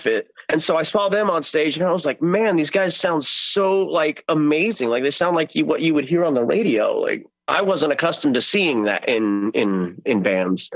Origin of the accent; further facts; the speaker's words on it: El Centro, California, United States; I went to a local show in my hometown of El Centro, California